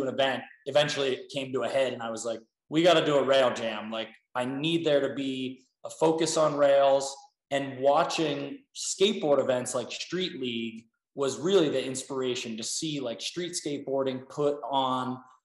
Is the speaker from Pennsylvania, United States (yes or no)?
yes; Pittsburgh, Pennsylvania, United States; moved away as an adult; also born or lived in Salt Lake City, Utah; born and raised in Pittsburgh, Pennsylvania, grew up rail skiing out there, moved to Salt Lake to go to school at the University of Utah